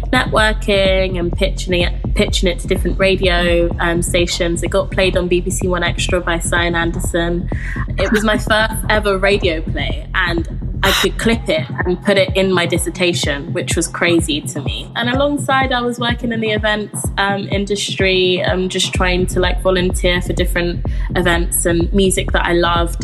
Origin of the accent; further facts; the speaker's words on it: London, United Kingdom; I grew up in Camden in London